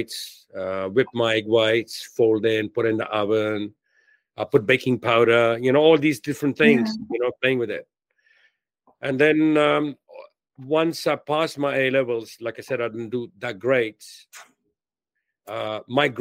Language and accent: English; Delhi, India; born or raised there; moved away as an adult; also born or lived in London, United Kingdom